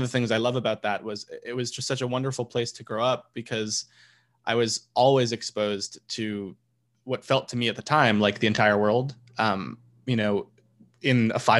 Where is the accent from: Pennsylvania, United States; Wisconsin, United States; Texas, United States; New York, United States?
New York, United States; New York City; I'm born and raised in Queens, in fact, in Forest Hills